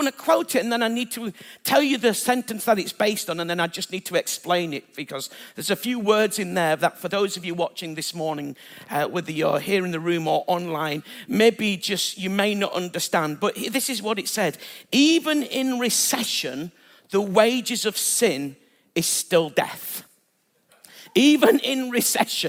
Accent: Bradford, Yorkshire and the Humber, United Kingdom; moved away; I'm originally from Bradford

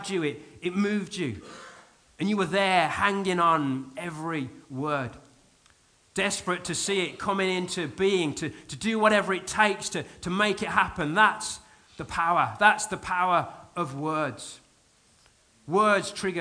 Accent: United Kingdom; I am very British, very restrained, very contained.

